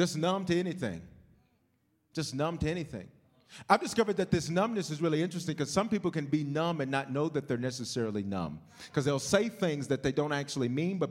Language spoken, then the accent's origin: English; the South, United States; moved away; When I grew up in the South